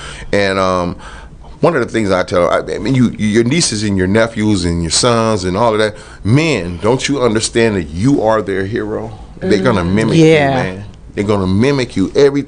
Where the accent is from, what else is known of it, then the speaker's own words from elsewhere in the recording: Los Angeles, California, United States; I'm from South Central Los Angeles.